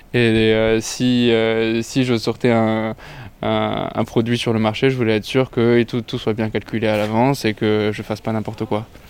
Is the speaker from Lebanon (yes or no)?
yes; Lebanon; also born or lived in Italy; now in France; je suis euh, libano-italien. j'ai grandi au Liban, mais j'ai vécu aussi un peu en Italie